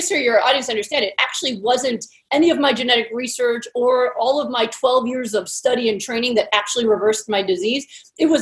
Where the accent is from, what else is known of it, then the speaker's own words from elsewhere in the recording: Pennsylvania, United States; moved away as an adult; now in California, United States; I was trained and I grew up in Pennsylvania